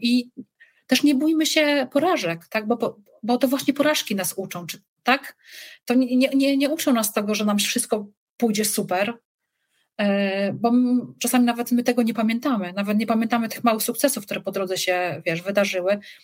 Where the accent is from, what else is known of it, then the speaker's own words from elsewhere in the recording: Poland; accent: Polish; moved away as an adult; also born or lived in Radomsko area / Wrocław / Szczecin; now in Ireland; jestem Polką